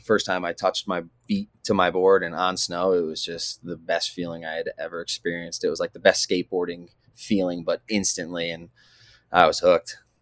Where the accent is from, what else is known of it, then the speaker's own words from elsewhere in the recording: Connecticut, United States; moved away; I'm actually from the East Coast, um, from Connecticut